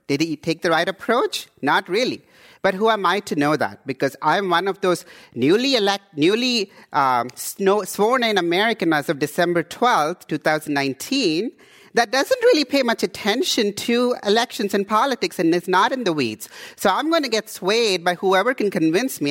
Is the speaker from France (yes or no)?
no; India; also born or lived in Houston, Texas / Canada / East Oakland, California; now in Oakland, United States; I come from India